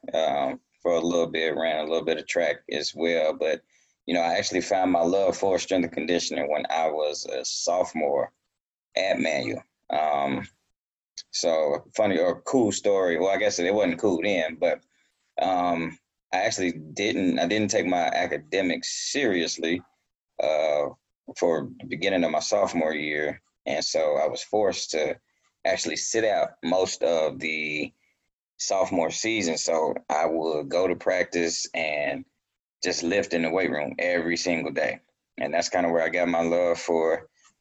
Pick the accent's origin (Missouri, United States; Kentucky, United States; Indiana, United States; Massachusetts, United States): Kentucky, United States; Louisville; I'm originally from Louisville, Kentucky